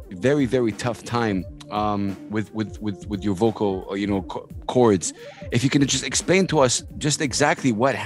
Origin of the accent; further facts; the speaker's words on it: Saudi Arabia; I'm in Dubai right now. I'm from Saudi Arabia